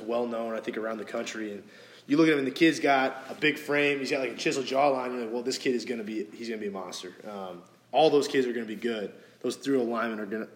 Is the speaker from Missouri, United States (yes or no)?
yes; St. Louis, Missouri, United States; moved away; where I grew up in St. Louis